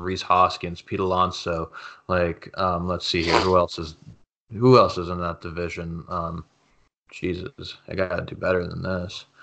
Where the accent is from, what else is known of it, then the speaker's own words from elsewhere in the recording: Canada; I'm Canadian